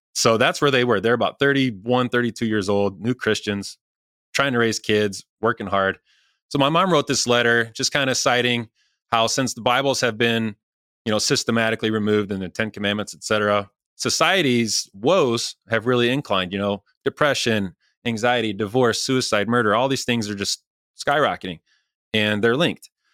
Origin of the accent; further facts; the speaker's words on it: Rensselaer, Indiana, United States; Rensselaer, my hometown